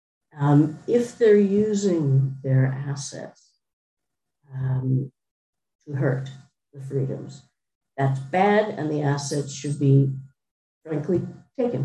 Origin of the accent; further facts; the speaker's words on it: United States; I am American, I am a capitalist